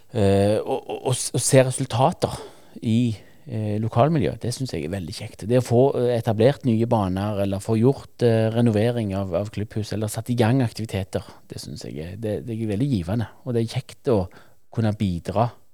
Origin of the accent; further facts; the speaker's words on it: Norway; sjøl har jeg vokst opp i Verdalen og har eh, spilt mine kamper på Voll idrettslag